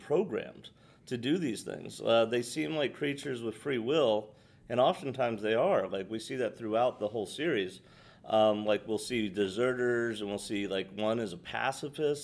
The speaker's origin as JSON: {"language": "English", "country": "United States", "also_born_or_lived": "Georgia", "said": "We're Americans"}